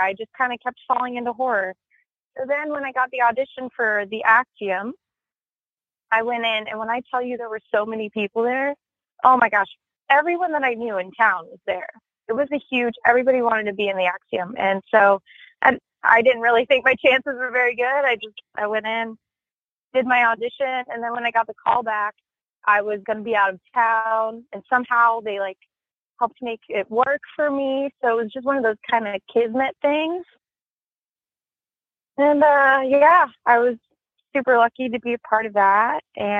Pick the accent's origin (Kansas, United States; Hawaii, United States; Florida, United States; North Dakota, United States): Florida, United States; Vero Beach; moved away as an adult; also born or lived in Miami, Florida; now in California, United States; I'm from Vero Beach, Florida. And I moved here from Miami.